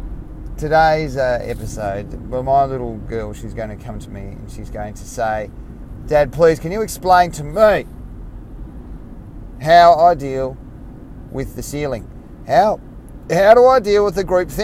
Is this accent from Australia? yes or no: yes; Tasmania, Australia; I grew up in Tasmania, Australia, very small population